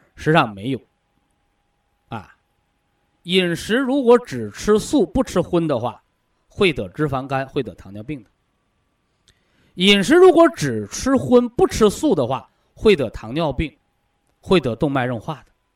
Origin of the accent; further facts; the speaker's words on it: China; 我们都是中国人